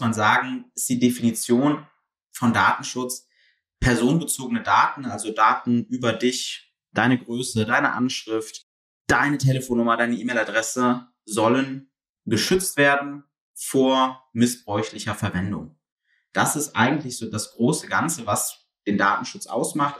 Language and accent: German; Mönchengladbach, North Rhine-Westphalia, Germany; Komme selber aus Mönchengladbach, also aus dem tiefen Westen